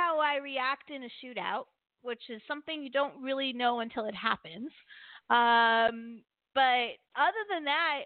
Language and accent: English; Maryland, United States; I'm from Maryland